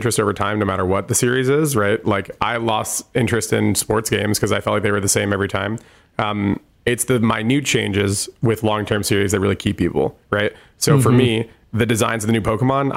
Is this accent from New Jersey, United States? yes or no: yes; New Jersey, United States; I'm from New Jersey.